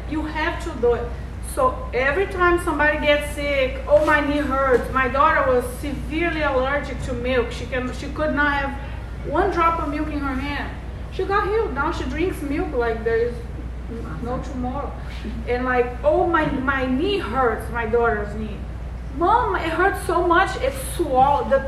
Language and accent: English; Brazil; moved away; also born or lived in Las Vegas, United States; I'm from Brazil. I hmm. lived in Vegas for 17 years. Then I went to Brazil for seven. Then I'm here.